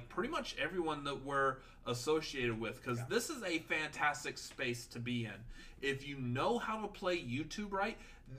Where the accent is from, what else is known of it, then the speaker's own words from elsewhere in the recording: Texas, United States; we're from Texas